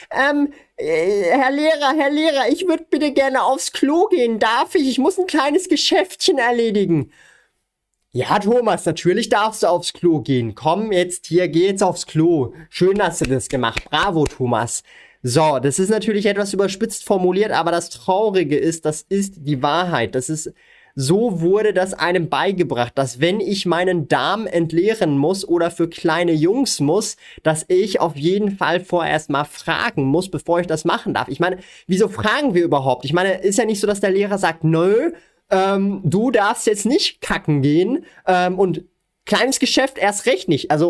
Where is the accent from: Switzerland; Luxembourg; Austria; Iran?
Switzerland